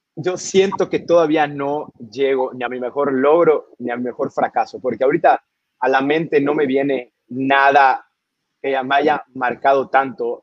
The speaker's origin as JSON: {"language": "Spanish", "region": "Yucatán", "country": "Mexico", "also_born_or_lived": "Edinburgh", "said": "mi tierra, nuestra tierra"}